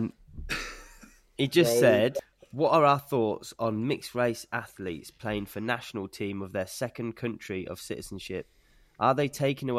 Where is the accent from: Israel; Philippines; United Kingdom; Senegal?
United Kingdom; England; now in Australia; I was born in England, but my dad's side for thousands of years is Scottish